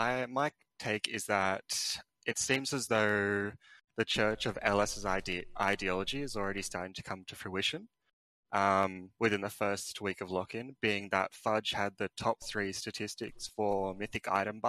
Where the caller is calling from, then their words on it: Sydney, New South Wales, Australia; Sydney, Australia.